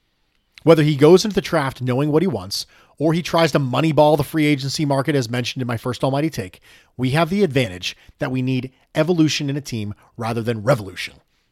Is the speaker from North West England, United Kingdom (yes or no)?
yes; North West England, United Kingdom; although Burnley is about 15 miles from where I grew up.